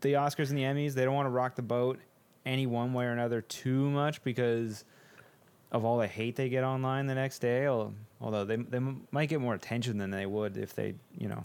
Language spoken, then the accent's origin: English; Canada; there is something about being Canadian